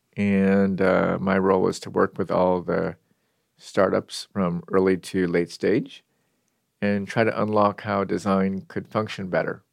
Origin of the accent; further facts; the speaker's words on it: Seattle, Washington, United States; I grew up in Seattle